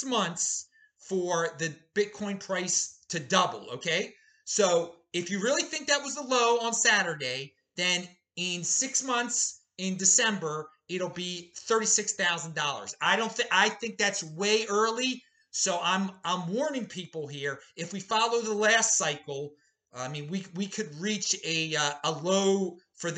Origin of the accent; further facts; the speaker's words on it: Baltimore, Maryland, United States; now in Boise, United States; I'm in Boise, the city of the 2020s. I'm originally from Baltimore, the city of the 1820s